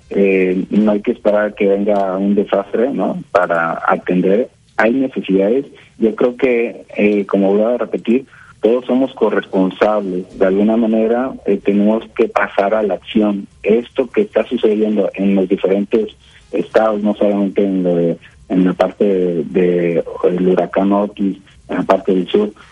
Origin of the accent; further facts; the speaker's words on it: Mexico; Nosotros eh, como mexicanos tenemos que unirnos